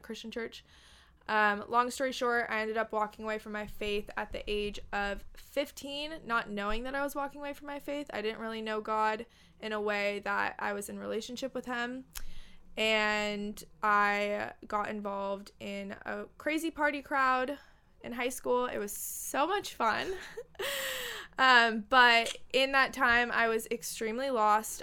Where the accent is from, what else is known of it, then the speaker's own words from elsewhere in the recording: Los Angeles, California, United States; I was born and raised in Los Angeles, California